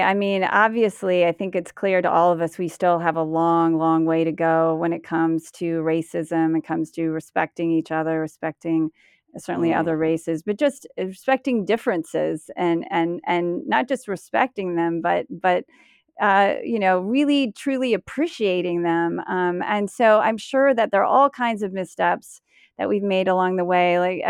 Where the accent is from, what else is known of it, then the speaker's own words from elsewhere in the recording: United States; I guess I am an American woman, I guess.